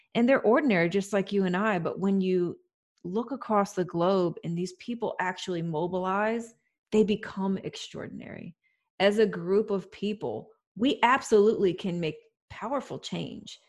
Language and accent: English; United States; as an American